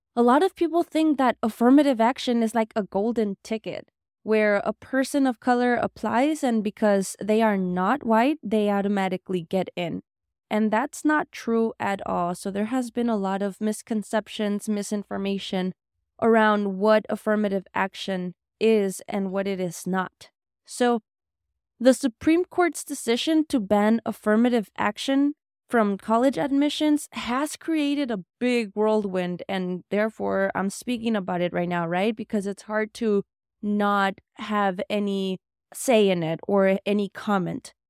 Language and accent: English; Los Angeles, California, United States; I grew up in South Central my entire life